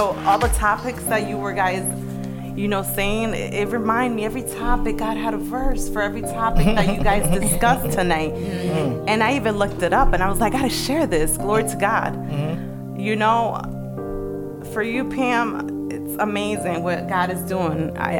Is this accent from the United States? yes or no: no; Dominican Republic; Where me and my son in DR, I'm from the Dominican Republic. You have another Dominicanita here.